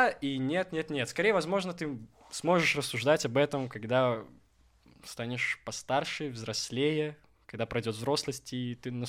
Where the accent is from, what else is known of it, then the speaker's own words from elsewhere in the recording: Minsk, Belarus; «Слушайте, здравствуйте, я вот из Минска, получается, приехал.